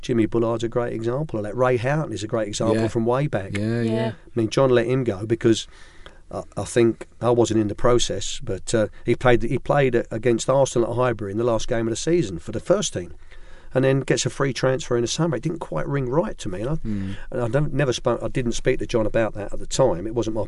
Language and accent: English; Ireland; because I'm Irish